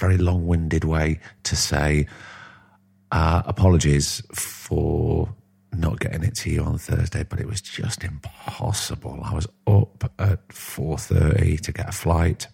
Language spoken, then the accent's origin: English; Blackpool, North West England, United Kingdom; when I was growing up, growing up in Blackpool